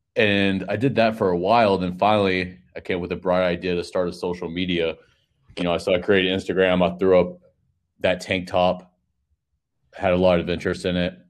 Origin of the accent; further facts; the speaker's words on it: Panama City, Florida, United States; I'm from Panama City, Florida